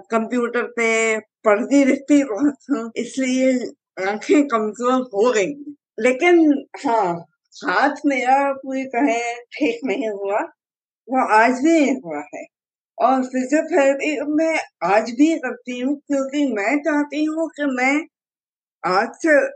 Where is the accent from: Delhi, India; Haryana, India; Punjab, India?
Delhi, India; also born or lived in Vadodara, India; मेरी जिंदगी तो शुरू हुई थी दिल्ली से